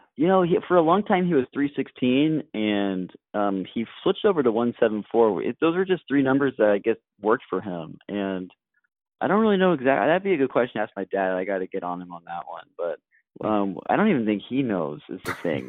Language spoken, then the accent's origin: English; Corvallis, Oregon, United States; moved away; my hometown of Corvallis, Oregon